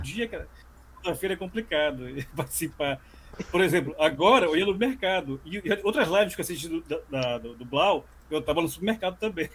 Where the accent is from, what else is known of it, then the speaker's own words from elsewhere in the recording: Belém, Pará, Brazil; also born or lived in Natal; sou aqui de Belém do Pará